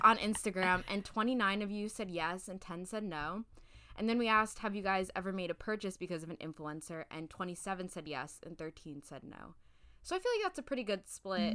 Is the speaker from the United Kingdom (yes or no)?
yes; United Kingdom; I'm British